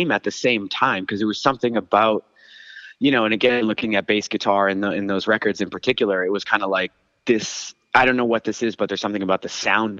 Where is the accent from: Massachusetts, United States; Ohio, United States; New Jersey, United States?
Massachusetts, United States; Hanson; I grew up on the South Shore in Hanson, down in Plymouth County. There, kind of towards the Cape ish.